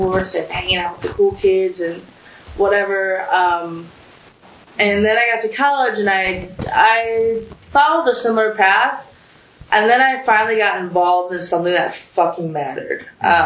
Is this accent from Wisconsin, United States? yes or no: yes; South Milwaukee, Wisconsin, United States; moved away; also born or lived in Iran; I'm from South Milwaukee, Wisconsin. It's a nice little town